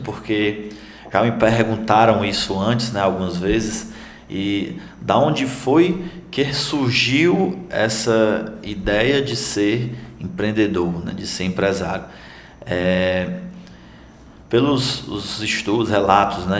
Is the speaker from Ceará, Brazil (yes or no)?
yes; Tabuleiro do Norte, Ceará, Brazil; also born or lived in United States; now in Fortaleza, Brazil; eu sou de Tabuleiro do Norte